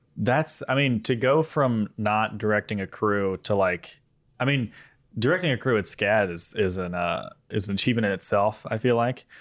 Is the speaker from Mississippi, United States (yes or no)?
yes; Mississippi, United States; moved away; we are in town in Mississippi, my hometown